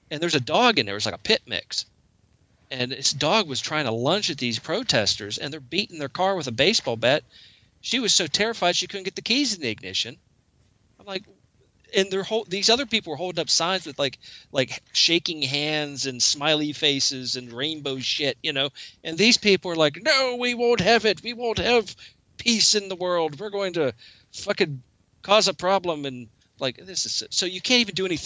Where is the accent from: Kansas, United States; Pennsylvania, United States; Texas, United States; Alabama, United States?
Pennsylvania, United States; protesting in uh, Pennsylvania.